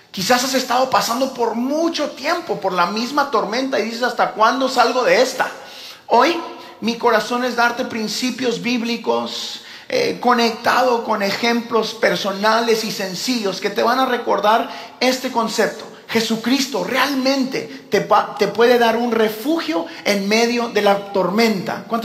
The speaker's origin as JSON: {"language": "Spanish", "town": "Houston", "region": "Texas", "country": "United States", "tie": "born or raised there", "said": "yo como crecí toda mi vida en Houston, he manejado ese freeway eh, chorrocientas mil veces"}